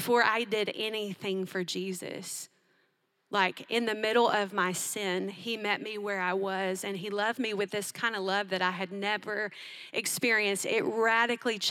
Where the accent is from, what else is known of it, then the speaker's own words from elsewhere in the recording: Tennessee, United States; I grew up in Tennessee